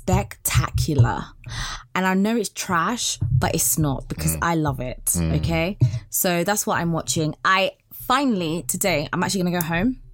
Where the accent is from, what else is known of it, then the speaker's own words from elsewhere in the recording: Tanzania; I'm from Tanzania